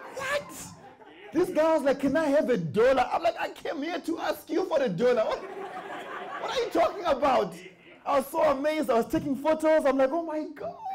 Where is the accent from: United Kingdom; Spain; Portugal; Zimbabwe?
Zimbabwe; moved away as an adult; now in United States; I'm from Zimbabwe